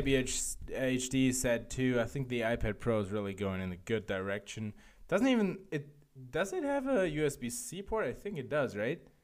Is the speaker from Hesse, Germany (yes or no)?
yes; Frankfurt, Hesse, Germany; now in Berlin, Germany; Frankfurt, my hometown.